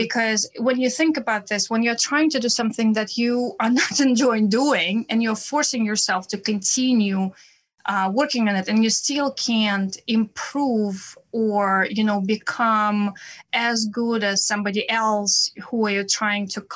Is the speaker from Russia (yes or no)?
yes; Saint Petersburg, Russia; accent: Russian; English is a second language; also born or lived in Prague / Vienna / San Francisco Bay Area; now in New York City, United States; I am originally from Russia, as you can probably hear by my accent, from St. Petersburg, Russia.